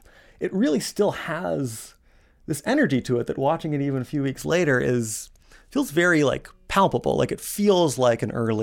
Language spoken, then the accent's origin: English; Alexandria, Virginia, United States; I feel like I grew up in Alexandria, Virginia